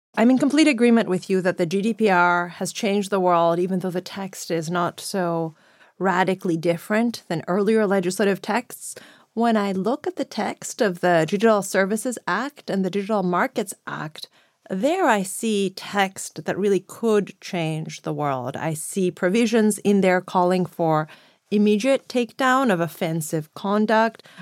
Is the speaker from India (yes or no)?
no; Greece; moved away; also born or lived in United States; I grew up in the European periphery